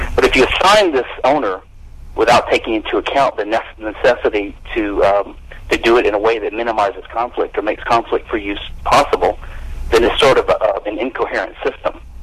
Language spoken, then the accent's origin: English; Louisiana, United States; I'm from Louisiana